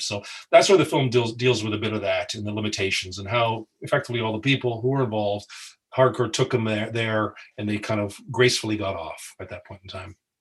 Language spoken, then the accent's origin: English; Windsor, Ontario, Canada; we're all from Windsor, Canada, Ontario, Canada.